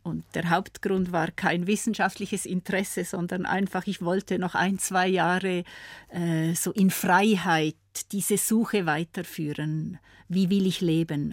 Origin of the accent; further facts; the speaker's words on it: Appenzell Ausserrhoden, Switzerland; now in Graubünden, Switzerland; aufgewachsen bin ich ja im Kanton Appenzell. Appenzell-Ausserrhoden.